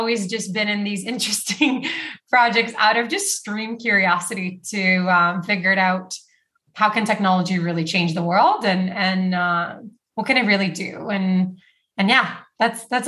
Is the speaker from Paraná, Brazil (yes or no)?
no; Rio de Janeiro, Brazil; moved away; also born or lived in Canada; I grew up actually in Brazil, in Rio.